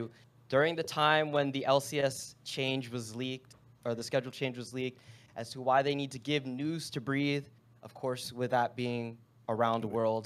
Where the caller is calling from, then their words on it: New Jersey, United States; I'm calling from North New Jersey.